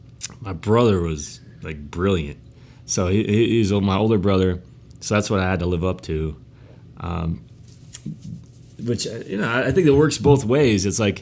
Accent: Ripon, Wisconsin, United States; born there; I was born in Ripon, Wisconsin. Small town, 7,000 people in Wisconsin.

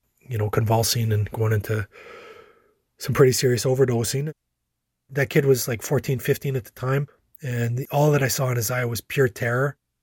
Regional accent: La Ronge, Saskatchewan, Canada; now in Saskatoon, Canada; I grew up in LaRonge.

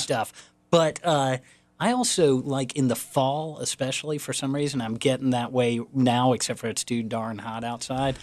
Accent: Raleigh, North Carolina, United States; I grew up in Raleigh

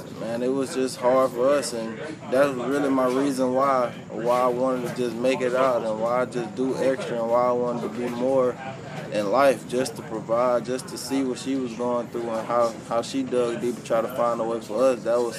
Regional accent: D'Lo, Mississippi, United States; Yeah, D-Lo, right. Mississippi. Small city in Mississippi, about 300 people. Everybody knows everybody, everybody's family.

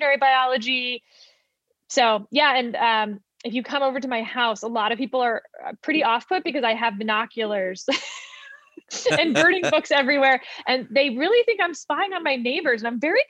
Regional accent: Fort Bend County, Texas, United States; also born or lived in Houston; now in Virginia, United States; I grew up in Fort Bend County, which is not that far from Houston

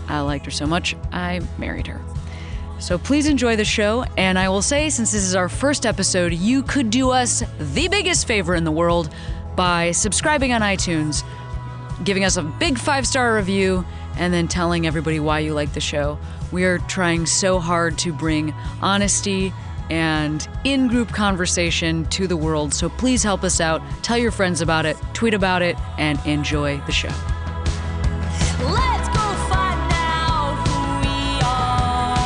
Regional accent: Chicago, Illinois, United States; Chicago is one of those places. That's where I grew up

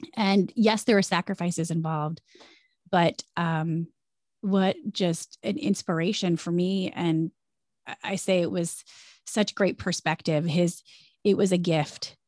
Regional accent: Jackson, Michigan, United States; moved away as an adult; also born or lived in Chicago; now in New York, United States; I loved growing up in Jackson

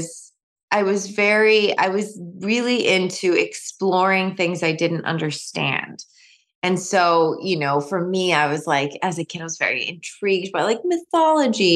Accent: New York, United States; now in Michigan, United States; I'm from New York, a lot of my family still lives in New York

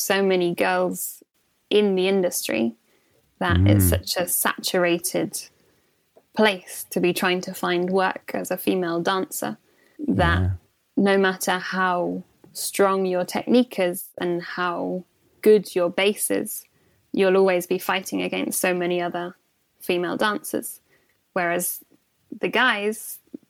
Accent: St Albans, East of England, United Kingdom; also born or lived in Watford; I'm from Hertfordshire, which is just outside London, just north of London. And I was born in Watford. And then we moved when I was quite young, when I was about 7 years old, we moved to St Albans, which is the next door city

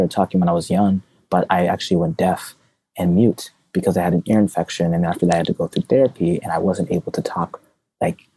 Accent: United States; my family's from Zimbabwe, I'm a first-gen American. I was born in the United States

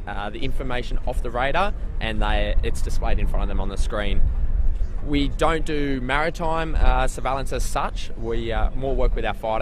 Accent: Newcastle, New South Wales, Australia; also born or lived in Richmond, New South Wales; we're from Newcastle, just north of Sydney, about 2 hours north of Sydney

